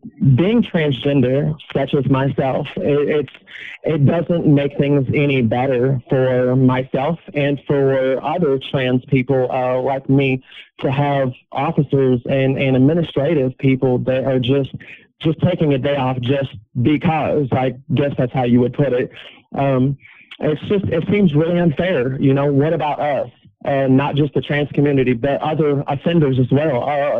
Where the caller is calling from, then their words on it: Carlisle, Indiana, United States; I'm calling from Wabash Valley Correctional Facility in Carlisle, Indiana.